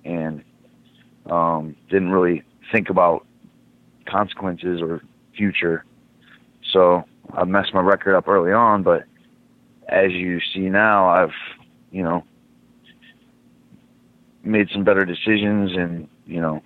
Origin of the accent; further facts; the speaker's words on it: Michigan, United States; growing up in Michigan